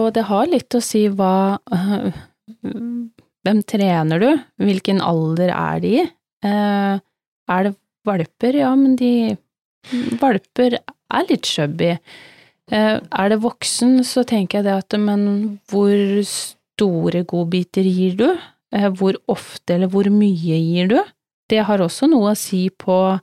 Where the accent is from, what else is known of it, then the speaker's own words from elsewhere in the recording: Telemark, Norway; now in Sørlandet, Norway; Vi kom jo fra Telemark begge